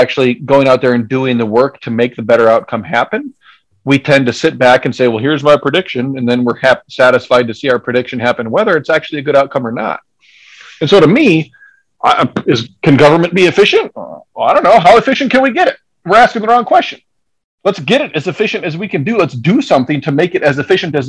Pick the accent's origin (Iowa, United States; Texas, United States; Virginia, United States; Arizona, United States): Iowa, United States; Decorah; I grew up in Decorah